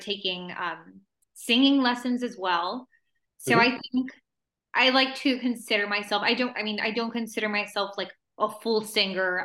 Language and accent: English; El Paso, Texas, United States; first language Spanish; English is a second language; moved away as an adult; also born or lived in Ciudad Juárez, Chihuahua, Mexico; now in Los Angeles, United States; I'm from from like a small city, El Paso, Texas, and South Juarez, Chihuahua, mm-hmm. um, Spanish is my first language